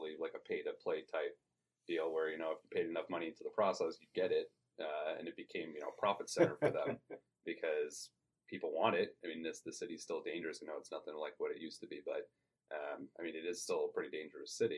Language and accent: English; Long Island, New York, United States; moved away as an adult; now in Arizona, United States; I was actually born and raised on Long Island, New York